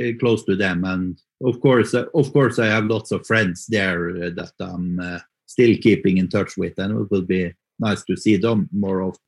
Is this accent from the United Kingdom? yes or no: no; Mo i Rana, Nordland, Norway; moved away as an adult; now in Oslo, Norway; hometown is Mo i Rana it's in the northern parts of Norway